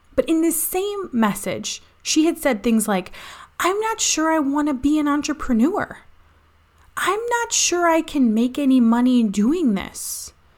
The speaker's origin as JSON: {"language": "English", "region": "Indiana", "country": "United States", "said": "I'm from Indiana."}